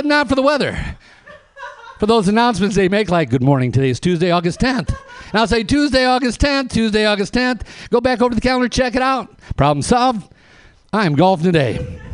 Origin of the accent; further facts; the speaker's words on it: Flint, Michigan, United States; I'm from Flint, Michigan